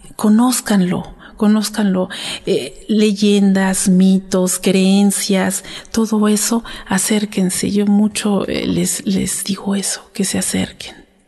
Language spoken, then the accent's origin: Spanish; Santa Ana Nopalucan, Tlaxcala, Mexico; yo soy originaria de Santa Ana Nopalucan, Tlaxcala